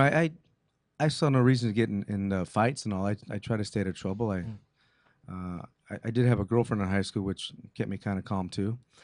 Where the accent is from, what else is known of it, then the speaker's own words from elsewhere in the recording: Montebello, California, United States; first language English; I was born in Montebello, California, 1961.